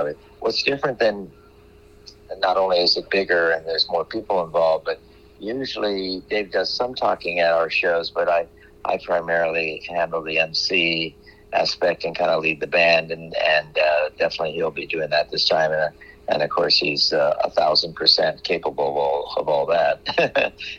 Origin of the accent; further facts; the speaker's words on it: Los Angeles, California, United States; when I was a teenager growing up in Los Angeles